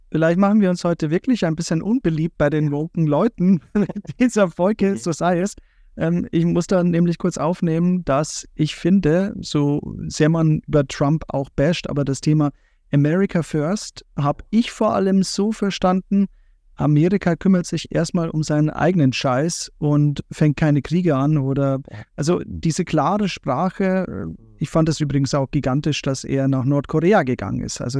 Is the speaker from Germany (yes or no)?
yes; Bavaria, Germany; Also ich komme aus Bayern, von daher, wir haben schon dieses nationale Bewusstsein an, an dieses Land, weil es einfach sehr schön ist